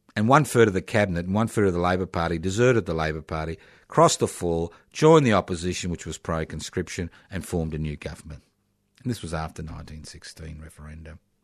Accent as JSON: {"language": "English", "country": "Australia"}